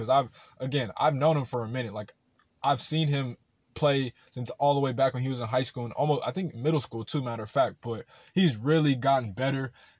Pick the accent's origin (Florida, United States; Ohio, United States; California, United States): California, United States; Rancho Cucamonga; my hometown of Rancho Cucamonga.